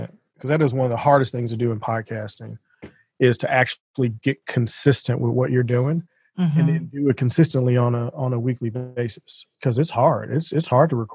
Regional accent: St. Louis, Missouri, United States; in my hometown

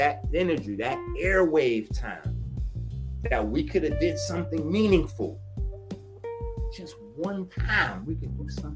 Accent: New York City, New York, United States; I'm from the Bronx.

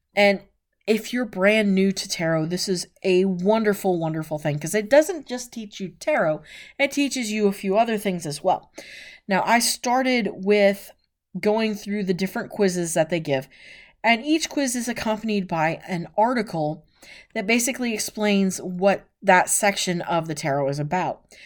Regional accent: West Coast, United States; I was born on the West Coast

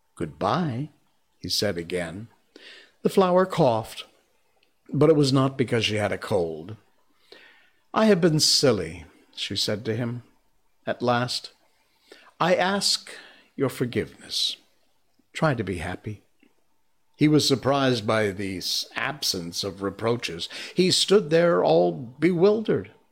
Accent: Cornwall, Connecticut, United States; I grew up with a guy named Tom Brown in Cornwall, Connecticut, my hometown

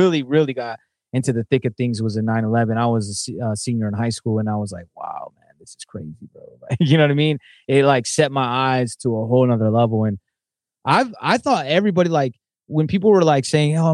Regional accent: Southern California, United States; I grew up in Southern California

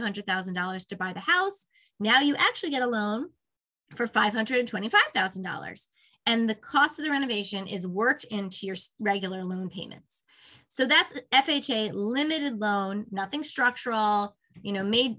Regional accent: Northeast, United States; moved away as an adult; also born or lived in Virginia; I'm from the Northeast originally, so I'm excited. I live in Westchester, and I'm excited to be back home

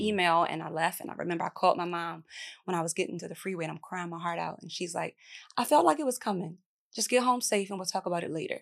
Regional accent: Baltimore, Maryland, United States; I'm from Baltimore

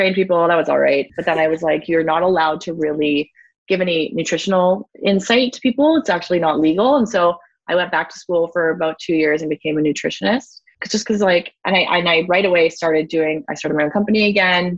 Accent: Ontario, Canada; moved away; also born or lived in Whistler, British Columbia; I'm originally from Ontario

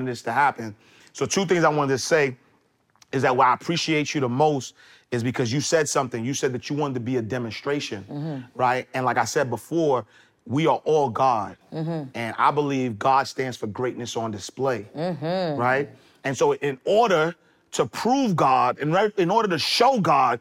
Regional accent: New York City, New York, United States; I'm from Harlem. I'm from 129th Street and 8th Avenue

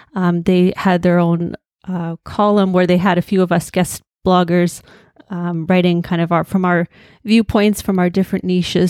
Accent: Hamilton, Ontario, Canada; I was born and raised in Hamilton

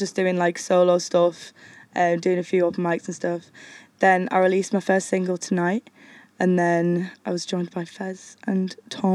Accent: Stockton-on-Tees, North East England, United Kingdom; moved away as an adult; now in Newcastle, United Kingdom; I'm from Stockton

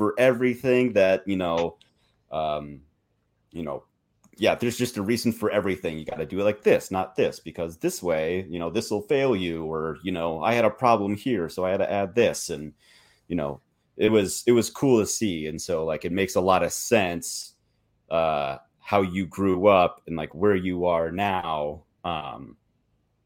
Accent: Minnesota, United States; now in Montana, United States; I'm from Minnesota and I live in Montana.

